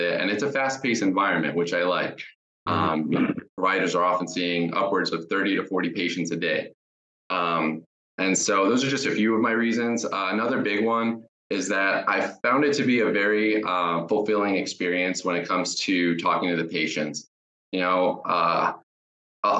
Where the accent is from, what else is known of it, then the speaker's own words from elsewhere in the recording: Jacksonville, Florida, United States; also born or lived in Tampa, Florida / Colorado; I'm from Jacksonville, Florida, and I did my undergrad at the University of South Florida in Tampa